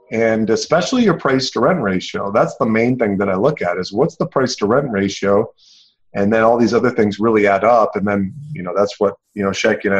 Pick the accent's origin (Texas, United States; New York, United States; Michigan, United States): Michigan, United States; St. Joseph; my hometown here in St. Joe, Michigan